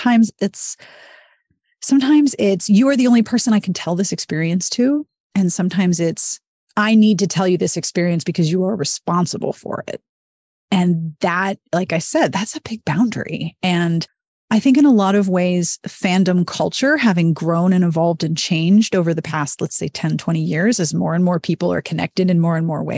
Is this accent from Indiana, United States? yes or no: no; Pittsburgh, Pennsylvania, United States; I was from Pittsburgh